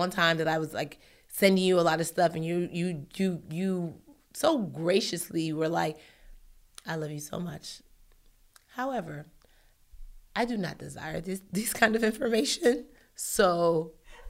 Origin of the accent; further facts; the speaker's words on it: Nigeria; I'm Nigerian